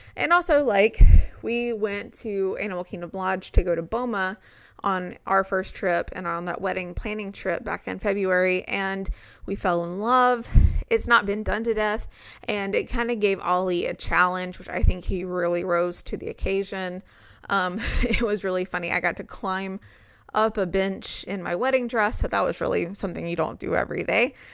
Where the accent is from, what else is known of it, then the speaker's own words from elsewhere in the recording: Alabama, United States; I'm from Alabama. That's what I grew up with.